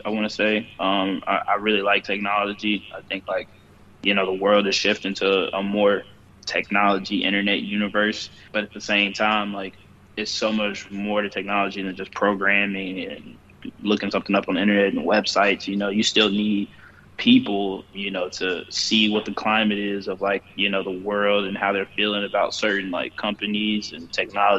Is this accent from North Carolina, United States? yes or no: yes; Charlotte, North Carolina, United States; when I was growing up in Charlotte as a kid